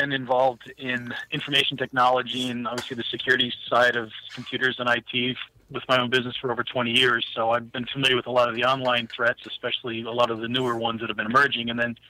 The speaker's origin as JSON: {"language": "English", "region": "New Jersey", "country": "United States", "moved": "yes", "lives_now": "Wilkes-Barre, United States", "said": "I'm from New Jersey."}